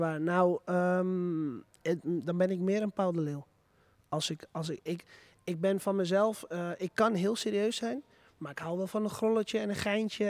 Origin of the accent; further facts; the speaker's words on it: Purmerend, North Holland, Netherlands; moved away as an adult; now in Zaandam, Netherlands; ik kom zelf uit Purmerend. Ik woon er helaas niet meer